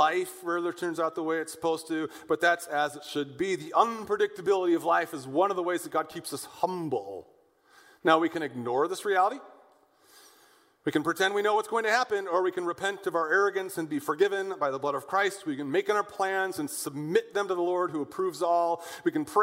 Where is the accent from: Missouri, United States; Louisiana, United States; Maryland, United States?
Missouri, United States; West County; now in St. Louis, United States; I grew up out in West County